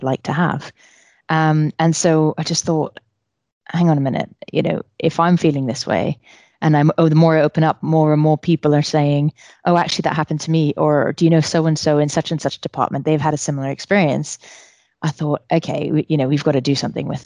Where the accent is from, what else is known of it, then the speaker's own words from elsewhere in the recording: New York City, New York, United States; moved away as an adult; also born or lived in Iran (ancestry); now in United Kingdom; I grew up in New York City